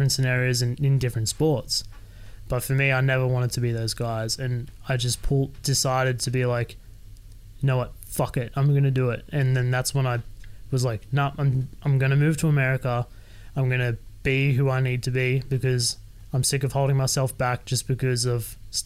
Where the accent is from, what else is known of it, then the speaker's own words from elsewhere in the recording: Sydney, New South Wales, Australia; moved away as an adult; I was born and raised in Sydney. I lived with my parents until I was 25